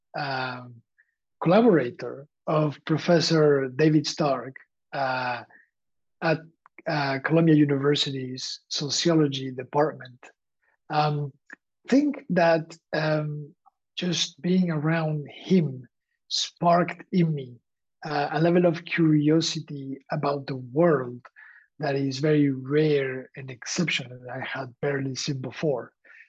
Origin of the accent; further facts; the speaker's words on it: Valencian Community, Spain; moved away; also born or lived in Xàbia; I am from Spain, and I am from the east, from the region called Valencia